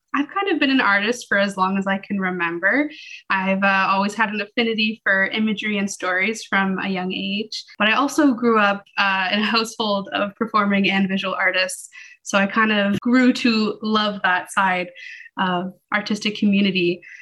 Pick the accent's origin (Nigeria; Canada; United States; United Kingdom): Canada; Toronto, Ontario; moved away; I was born in Toronto